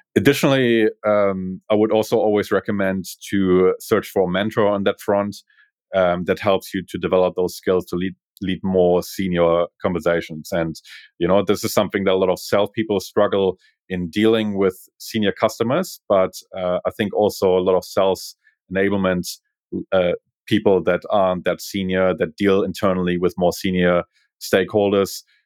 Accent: Berlin, Germany; English is a second language; moved away as an adult; now in Australia; I'm originally from Berlin

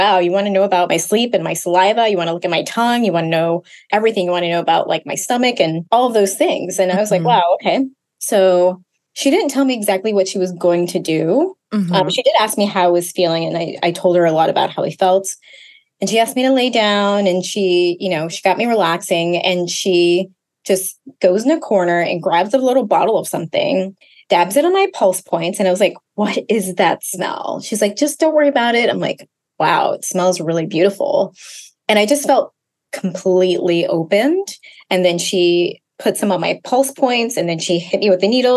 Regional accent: Washington, District of Columbia, United States; moved away as an adult; also born or lived in Brooklyn, New York / Ghana (ancestry); now in New York, United States; I'm hailing from Brooklyn, New York. I've been a New Yorker for about 20 years now, originally from the DC area and raised first generation Ghanaian.

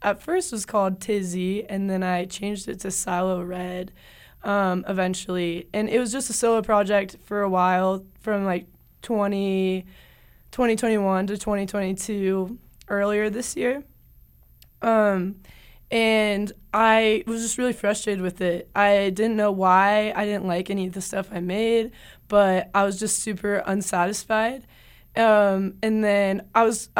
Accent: Cincinnati, Ohio, United States; moved away as an adult; now in Salt Lake City, United States; I'm from Cincinnati, Ohio originally

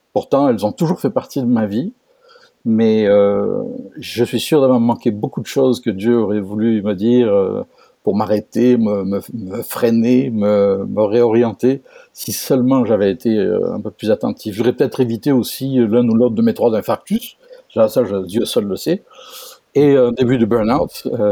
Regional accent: France; moved away as an adult; now in Quebec, Canada; je suis français, français d'origine, comme mon accent ne le laisse pas deviner. Euh, donc moi aussi un importé au Québec depuis 20 ans

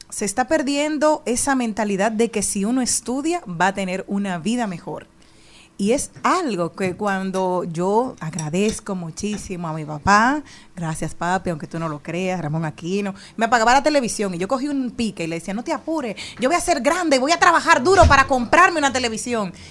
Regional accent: Monte Plata, Dominican Republic; La primera vez en mi casa que nosotros llegamos en el 89 de Monteplata

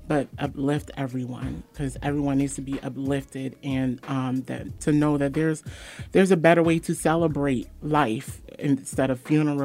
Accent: Waterbury, Connecticut, United States

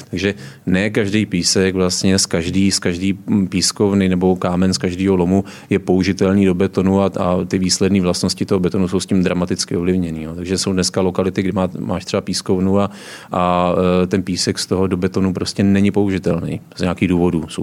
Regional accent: Sokolov region, Karlovy Vary Region, Czechia; Já jsem vyrůstal tam na Hornickém Sokolovsku

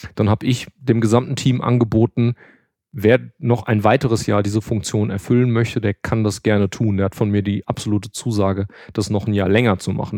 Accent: Hagen, North Rhine-Westphalia, Germany; also born or lived in Frankfurt; now in Düsseldorf, Germany; Ich bin aber auch in Hagen geboren, das ist nicht ganz so weit von hier weg

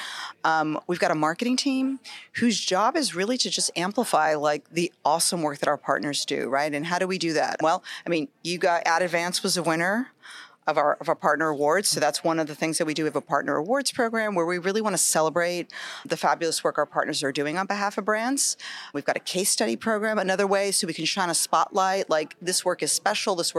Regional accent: New York, United States; I grew up in New York, so like a lot of New York kids

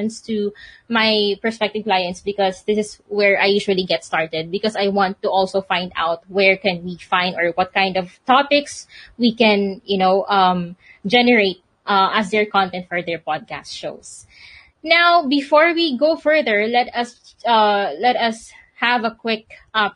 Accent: Philippines; I'm from the Philippines

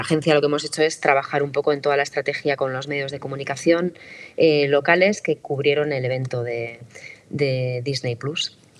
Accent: San Sebastián, Basque Country, Spain; yo soy periodista de Donosti y escritora

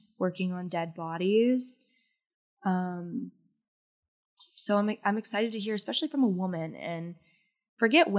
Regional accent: Bentonville, Arkansas, United States; I'm from Bentonville.

